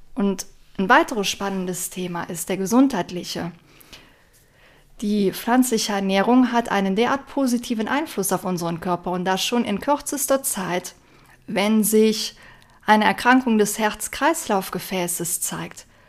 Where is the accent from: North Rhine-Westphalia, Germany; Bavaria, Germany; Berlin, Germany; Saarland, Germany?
North Rhine-Westphalia, Germany; near Aachen; Ich komme aus der Nähe von Aachen, Nordrhein-Westfalen, Deutschland